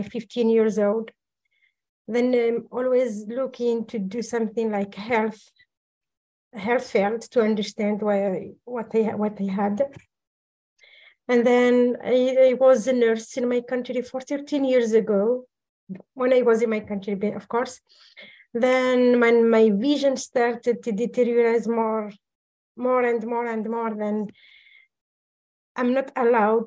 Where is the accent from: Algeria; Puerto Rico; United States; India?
Algeria; moved away as an adult; I am from Algeria, North Africa.